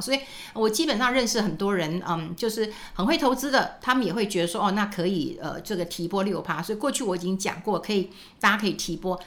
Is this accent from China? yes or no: no; Taiwan; 那是不是我们台湾人都很保守啊？